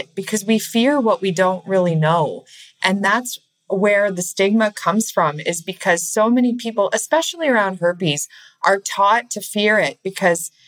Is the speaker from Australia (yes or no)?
no; Canada; I'm from Canada, by the way. I'm Canadian